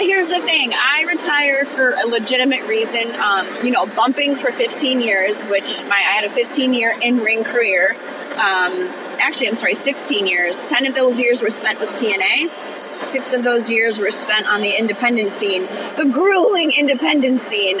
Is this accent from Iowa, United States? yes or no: no; Connecticut, United States; I'm from Connecticut.